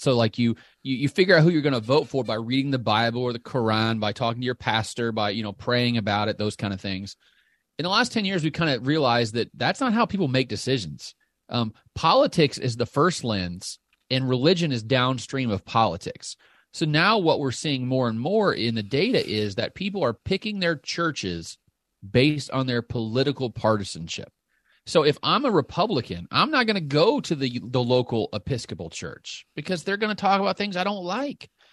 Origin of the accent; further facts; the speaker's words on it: Southern Illinois, United States; accent: Southern; I grew up in Southern Illinois